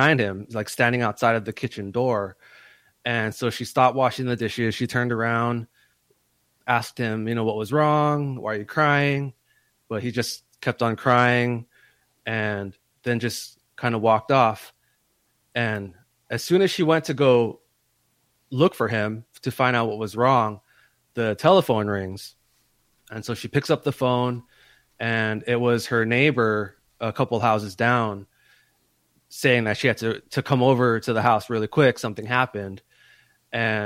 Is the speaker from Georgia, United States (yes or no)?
no; Hawaii, United States; moved away as an adult; growing up in Hawaii